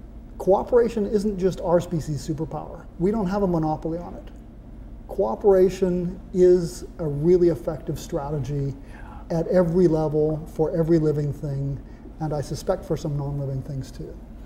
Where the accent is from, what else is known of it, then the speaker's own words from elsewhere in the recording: Papua New Guinea; I was raised in Papua New Guinea, where we have more than 800 completely different cultures, languages, ways to be a good human being